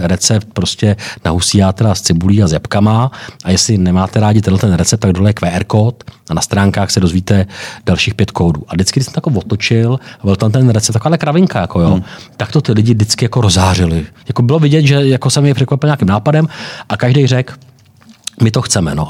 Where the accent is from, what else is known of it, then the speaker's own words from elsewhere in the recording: Czechia; jsem třeba z Čech